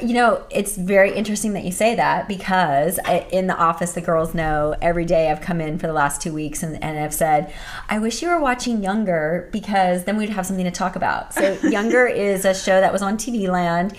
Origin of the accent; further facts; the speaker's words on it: Thousand Oaks, California, United States; also born or lived in Whittier; in Thousand Oaks, where I'm from. Also a native Southern California girl.